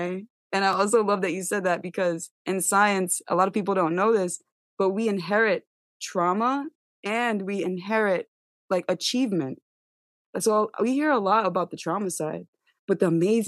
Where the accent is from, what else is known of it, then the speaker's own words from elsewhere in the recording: New York City, New York, United States; I'm from Staten Island, I'm from New York.